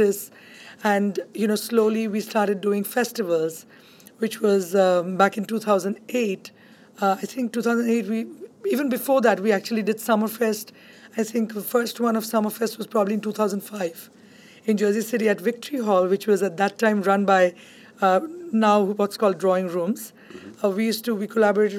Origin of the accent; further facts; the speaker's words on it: Kolkata, West Bengal, India; moved away as an adult; now in Hudson County, United States; I grew up in Calcutta in India, and it's supposed to be the cultural hub of India.